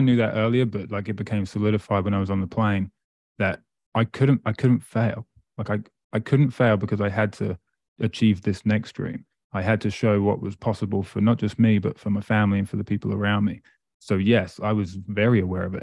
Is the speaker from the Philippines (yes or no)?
no; Great Yarmouth, East of England, United Kingdom; moved away as an adult; also born or lived in Presque Isle, Maine; now in Amherst, Canada; I grew up in England, a place called Great Yarmouth